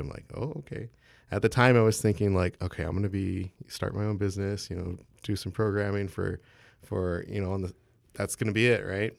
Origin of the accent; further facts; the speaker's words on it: San Marcos, Texas, United States; I'm from San Marcos, Texas, so just down the road